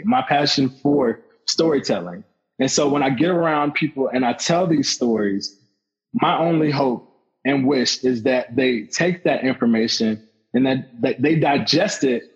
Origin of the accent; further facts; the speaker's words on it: Lakeland, Florida, United States; also born or lived in Orlando, Florida; that's my hometown